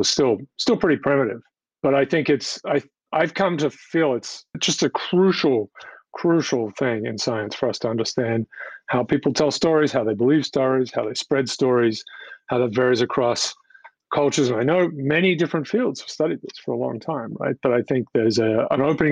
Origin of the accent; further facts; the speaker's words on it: Australia; moved away as an adult; now in United States; I'm from Australia originally